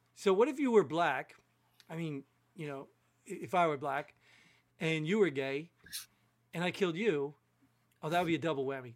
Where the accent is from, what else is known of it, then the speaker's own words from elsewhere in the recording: New Jersey, United States; I grew up in Jersey